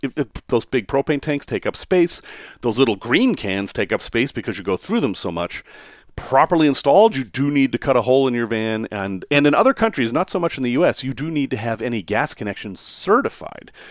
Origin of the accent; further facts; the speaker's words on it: Salem, Massachusetts, United States; I grew up in Salem, Massachusetts, and I grew up in a section of Salem, Massachusetts called Witchcraft Heights